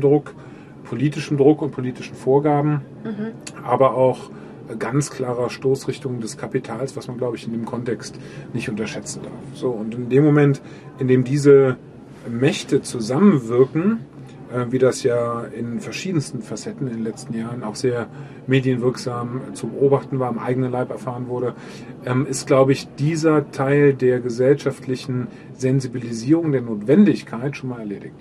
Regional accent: Germany; wir Deutschen

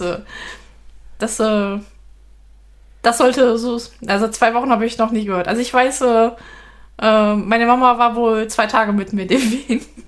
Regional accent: Rhineland, Germany; wir als Rheinländer

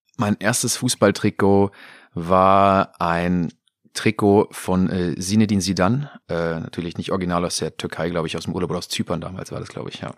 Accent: Coburg, Bavaria, Germany; moved away; also born or lived in Mainz; ich bin ja in Coburg geboren

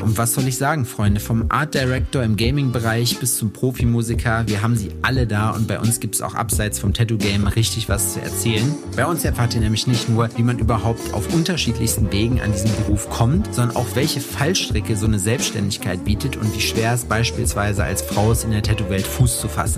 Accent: Jena, Thuringia, Germany; in meiner Heimatstadt Jena

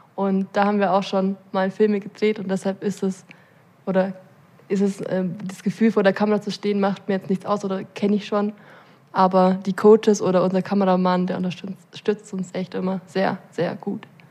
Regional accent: Allgäu, Bavaria, Germany; als gebürtige Allgäuerin

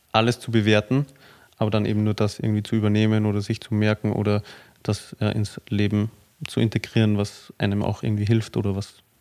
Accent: Austria; ich meine, ich komme ja auch aus Österreich

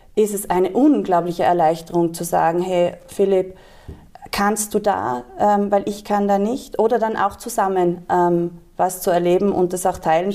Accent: Tyrol, Austria; Ich bin in Tirol geboren Schön. und aufgewachsen

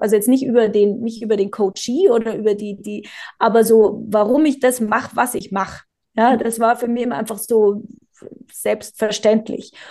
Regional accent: Bavaria, Germany; now in South Tyrol, Italy; Ich bin gebürtig aus Bayern und lebe jetzt aber schon ganz lang in Südtirol

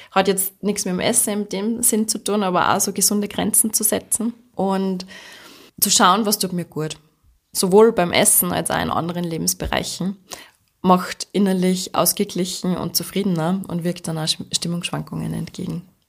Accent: Austria; bei uns in Österreich

